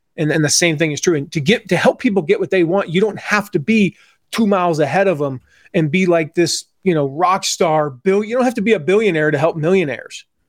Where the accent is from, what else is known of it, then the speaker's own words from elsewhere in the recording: Atlanta, Georgia, United States; moved away; also born or lived in Nashville area, Tennessee; growing up in Atlanta